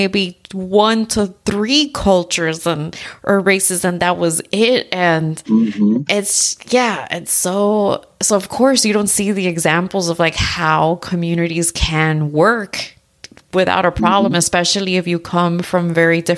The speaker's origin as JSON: {"language": "English", "region": "South Florida", "country": "United States", "tie": "born or raised there", "also_born_or_lived": "Tennessee / Arizona", "moved": "as an adult", "said": "I was born and raised in South Florida"}